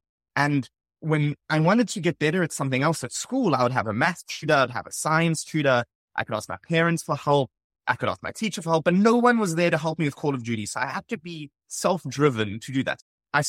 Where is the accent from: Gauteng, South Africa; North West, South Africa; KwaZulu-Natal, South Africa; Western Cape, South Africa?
Gauteng, South Africa; Johannesburg; Yeah, so I grew up in Johannesburg, South Africa, attended high school, primary school there. After that, I went to the University of Cape Town and studied electrical and computer engineering.